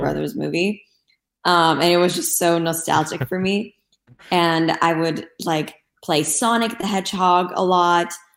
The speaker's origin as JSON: {"language": "English", "region": "Istanbul", "country": "Turkey", "tie": "born or raised there", "moved": "as an adult", "lives_now": "Los Angeles, United States", "said": "Growing up in Turkey was honestly really amazing."}